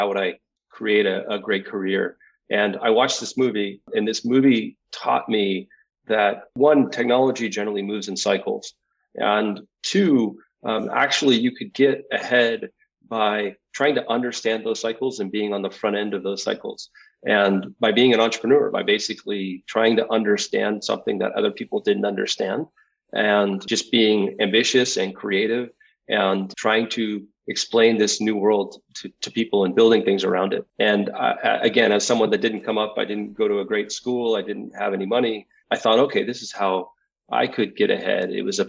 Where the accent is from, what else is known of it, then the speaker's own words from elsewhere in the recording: Philadelphia, Pennsylvania, United States; born there; also born or lived in Houston / Westbrook / Southern California; I was born in Philadelphia, lived in Houston, Texas for 6 years, lived in Westbrook, Maine for 7 years, moved to Southern California when I was just getting into high school.